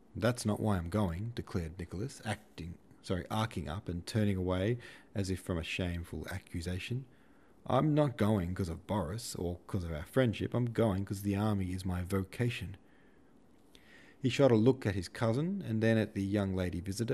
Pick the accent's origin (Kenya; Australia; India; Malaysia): Australia; I was born in Australia